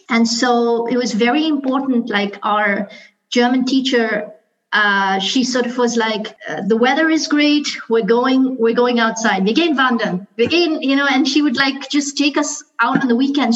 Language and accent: English; Karachi, Sindh, Pakistan; moved away; I grew up in Karate Karachi, which um, you know we speak Urdu and English.